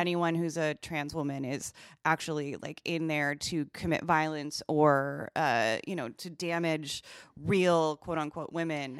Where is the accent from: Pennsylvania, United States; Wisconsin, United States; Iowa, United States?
Wisconsin, United States; I'm from Wisconsin and not Minnesota